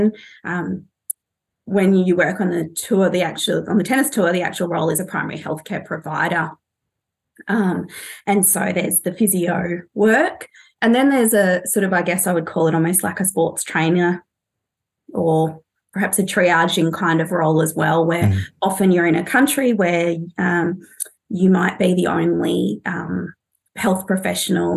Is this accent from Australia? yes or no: yes; Australia; moved away as an adult; also born or lived in London; as an Australian